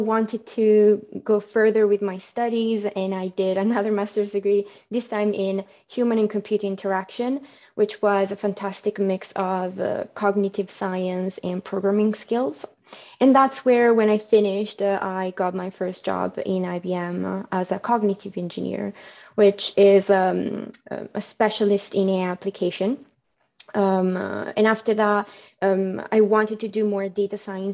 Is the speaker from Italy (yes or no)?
yes; Milan, Lombardy, Italy; moved away as an adult; now in United Kingdom; I was born and raised in Milano, so Italy.